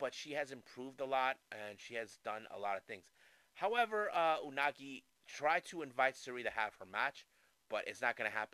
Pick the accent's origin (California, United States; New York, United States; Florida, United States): California, United States; San Diego; here in my hometown in San Diego, California